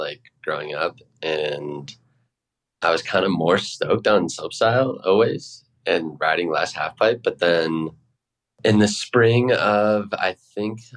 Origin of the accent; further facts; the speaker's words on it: Edwards, Colorado, United States; moved away as an adult; now in Salt Lake City, United States; I grew up in Edwards, Colorado